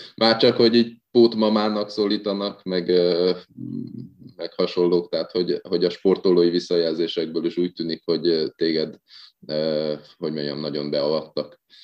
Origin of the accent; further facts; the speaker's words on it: Hungary; magyarok vagyunk